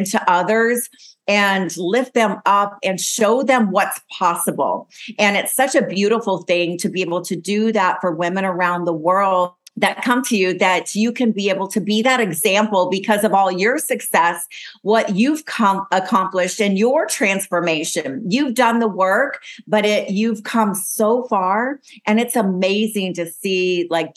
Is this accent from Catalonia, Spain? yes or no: no; Las Palmas, Canary Islands, Spain; moved away; my hometown, Las Palmas, Gran Canary